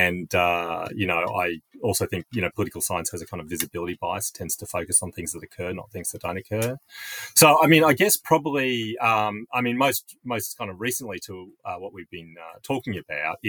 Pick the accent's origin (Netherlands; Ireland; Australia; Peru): Australia; Queensland; I'm a Queenslander